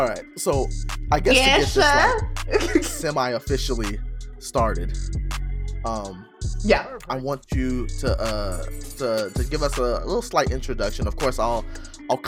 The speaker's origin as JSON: {"language": "English", "region": "Arkansas", "country": "United States", "tie": "born or raised there", "said": "I'm born and raised Arkansas. I mean, I've lived other"}